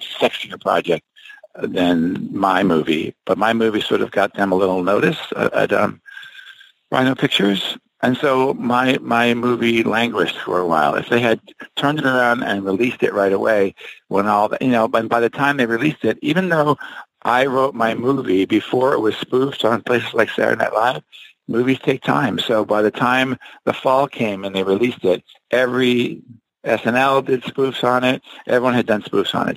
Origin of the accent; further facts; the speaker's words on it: New Jersey, United States; I'm from Jersey.